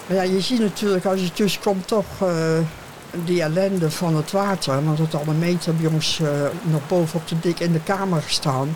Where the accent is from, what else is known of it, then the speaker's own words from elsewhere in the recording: Oude-Tonge, South Holland, Netherlands; moved away as an adult; also born or lived in Rozenburg / Oostvoorne; Geboren op de Zudik, de Oude Tongen. En ik was eh, met de schramp was ik negen jaar. Later ben ik van het eiland afgegaan. Toen ik twintig was